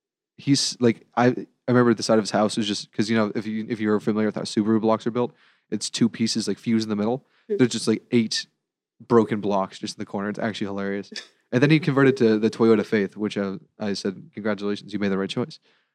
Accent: Seal Beach, California, United States; I'm born and raised here.

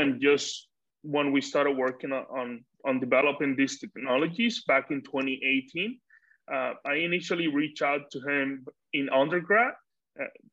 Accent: Dominican Republic; moved away; also born or lived in United States; Living in the US, I was, you know, very distant from my home country, just, you know, visiting family

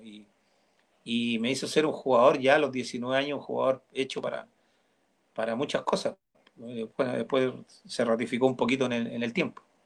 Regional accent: Peñaflor / Mallarauco, Santiago Metropolitan Region, Chile; also born or lived in Melipilla / Recoleta, Santiago; yo nací en Peñaflor

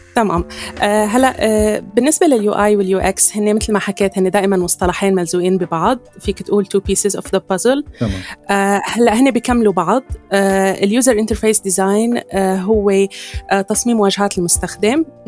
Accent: Syria; عندنا بسوريا

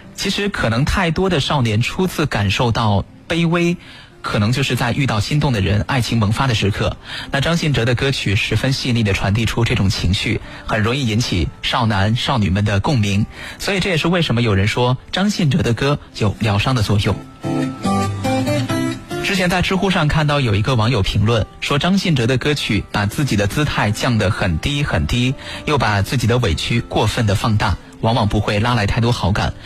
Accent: China; 我们中国人不一样，我们表达爱的方式是非常含蓄的

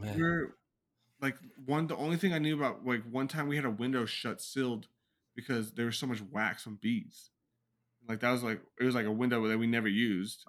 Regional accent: California, United States; I was born in California.

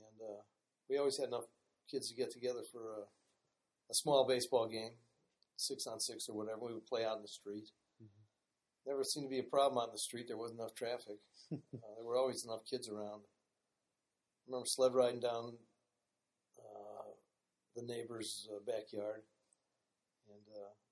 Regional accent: Cleveland Heights, Ohio, United States; I grew up in Cleveland Heights pretty much all my life. I guess we moved there when I was 2 years old.

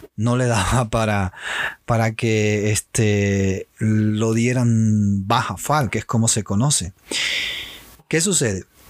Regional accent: Cuba; moved away

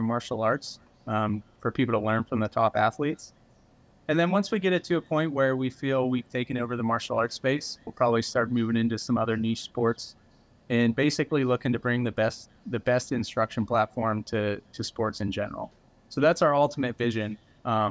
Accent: Pennsylvania, United States; also born or lived in Houston, Texas; now in South Carolina, United States; I grew up in Pennsylvania, had a bunch of hardwood trees and like the mountains. I grew up in the Appalachian Mountains.

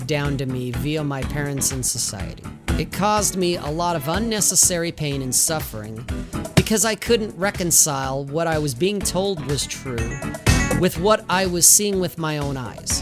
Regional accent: Salt Lake City, Utah, United States; I grew up in Salt Lake City, Utah

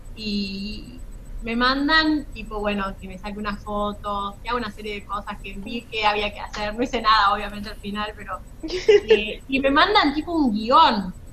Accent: La Rioja, Argentina; accent: riojana tonada; soy riojana

